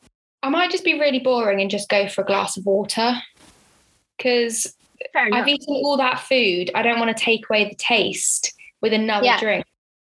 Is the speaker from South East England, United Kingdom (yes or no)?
yes; Henley-on-Thames, South East England, United Kingdom; also born or lived in Oxford; In Henley, which is where my hometown is